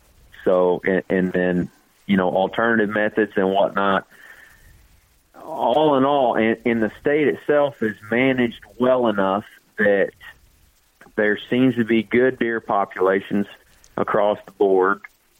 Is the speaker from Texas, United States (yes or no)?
no; Paris, Missouri, United States; I grew up in Missouri, and all my family, well, I shouldn't say all, but the majority of my family is from Missouri, northeast Missouri, around Paris.